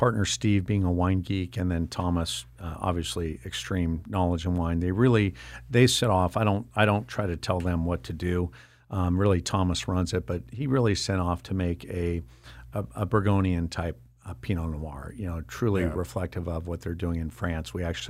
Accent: Ireland; I love my wine, but I'm Irish and I'm more about consumption than I am about the details.

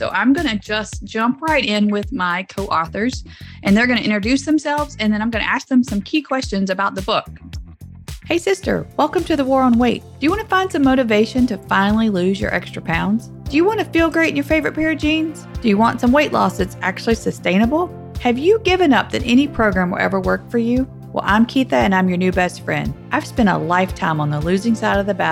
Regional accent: the South, Southern United States, United States; accent: Southern; now in Nebraska, United States; my Southern accent does not belong in central Nebraska

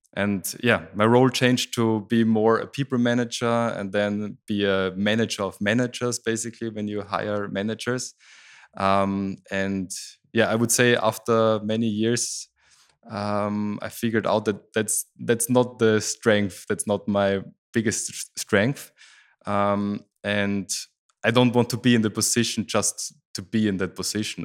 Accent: Styria, Austria; I grew up in Styria, that's the south part of Austria

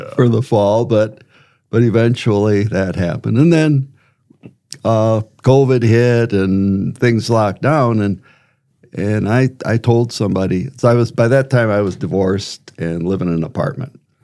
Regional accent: Wisconsin, United States; moved away as an adult; also born or lived in Arizona; now in Brandon, United States; I was born in Wisconsin, uh, grew up on a farm

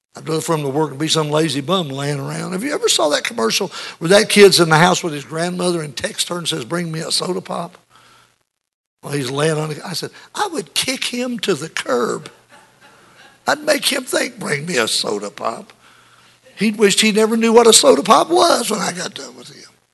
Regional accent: United States; the America that we grew up

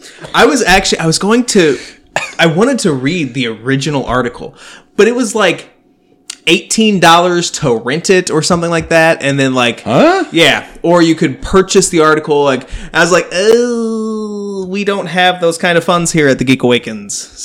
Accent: United States; I'm from Hamilton County

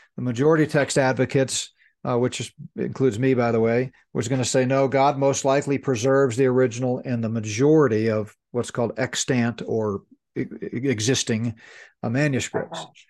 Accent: United States; we're American

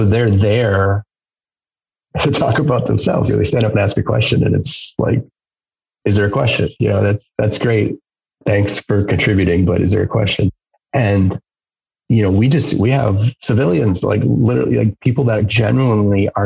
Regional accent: Wisconsin, United States; now in Marquette, United States; I'm from Wisconsin

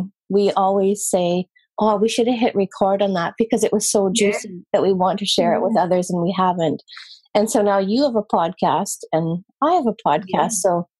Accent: Scotland, United Kingdom; I'm from Scotland

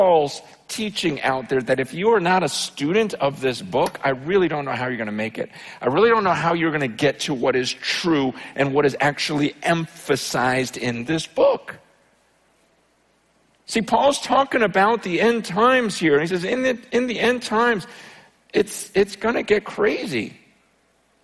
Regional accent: United States; when I grew up here in America

